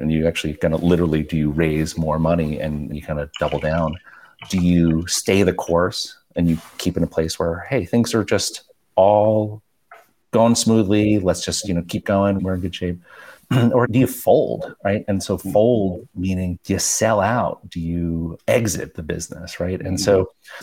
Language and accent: English; New York, United States; Like we're both immigrants. We grew up in New York and Flushing